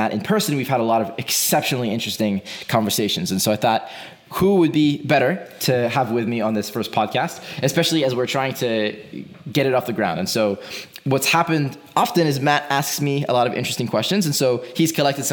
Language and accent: English; Israel; moved away; I'm originally from Israel.